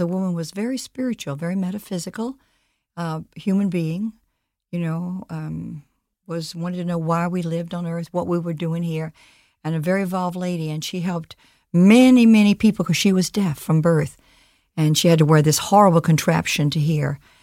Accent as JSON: {"language": "English", "region": "Mississippi", "country": "United States", "moved": "yes", "said": "I'm a country girl. My father was a veterinarian. I'm from Mississippi."}